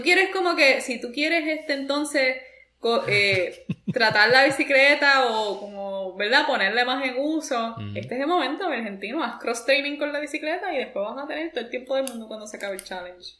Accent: Puerto Rico; moved away as an adult; now in New York, United States; yo puedo hablar como una puertorriqueña que vivió los primeros 26 años de su vida en Puerto Rico y que luego se mudó a los Estados Unidos.

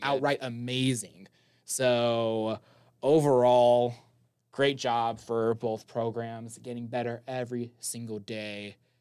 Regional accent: Las Vegas, Nevada, United States; Las Vegas, my hometown

